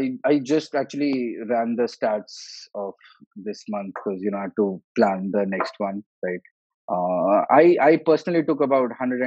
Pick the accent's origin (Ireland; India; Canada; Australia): India; Goa; My co-founder is from Kharagpur. I'm from Goa.